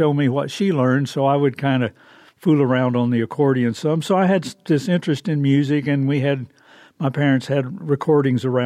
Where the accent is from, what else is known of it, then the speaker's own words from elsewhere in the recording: Norman, Oklahoma, United States; I'm from Norman, Oklahoma, and I've got two older brothers and a younger sister